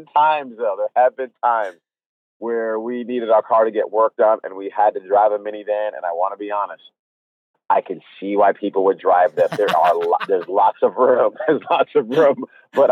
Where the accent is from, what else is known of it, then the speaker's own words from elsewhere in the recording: Rhode Island, United States; moved away as an adult; also born or lived in Oklahoma / Austin, Texas; I'm originally from Rhode Island